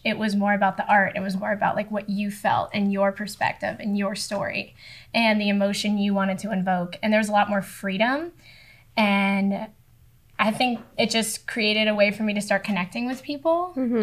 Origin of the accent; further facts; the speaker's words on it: Boca Raton, Florida, United States; moved away as an adult; now in Vermont, United States; I am from Boca Raton, South Florida. For people that don't know, it's a little bit north of Miami. Um, and yeah, Florida girl, born and raised